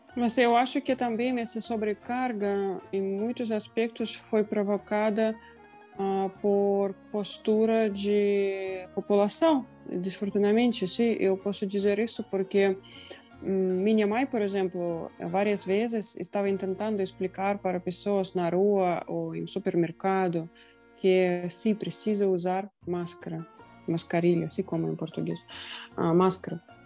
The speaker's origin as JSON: {"language": "Portuguese", "country": "Russia", "tie": "born or raised there", "second_language": "Portuguese", "moved": "yes", "said": "a cidade onde eu nasci, é a cidade de dois mil, duzentos mil habitantes na Rússia"}